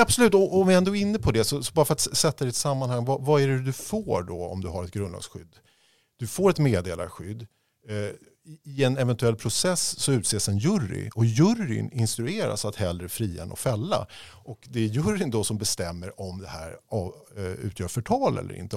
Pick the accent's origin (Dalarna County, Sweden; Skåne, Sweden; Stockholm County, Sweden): Stockholm County, Sweden; Stockholm; also born or lived in Uppsala / Los Angeles, United States; Uppsala där jag föddes. Men jag växte upp i Bromma